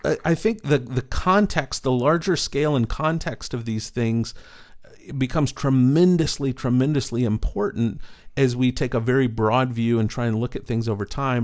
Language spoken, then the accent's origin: English; East Texas, United States; growing up in East Texas